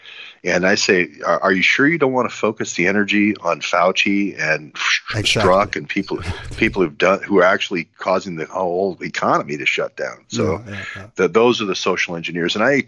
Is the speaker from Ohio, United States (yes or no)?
yes; Cleveland, Ohio, United States; born there; I was born in Cleveland, Ohio, not Tel Aviv.